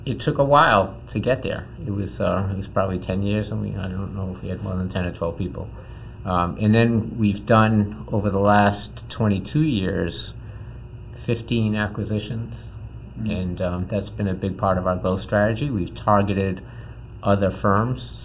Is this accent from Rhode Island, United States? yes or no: yes; Providence, Rhode Island, United States; I grew up right here in Providence in a conservative Jewish home.